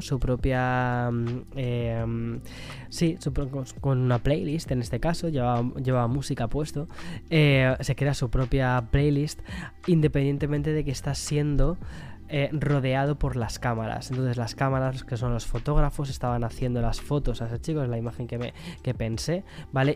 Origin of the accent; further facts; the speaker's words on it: Spain; moved away; also born or lived in New York; estoy muy perdido con lo que es em, la cultura española, del quién es quién, ¿no? De, mi propio país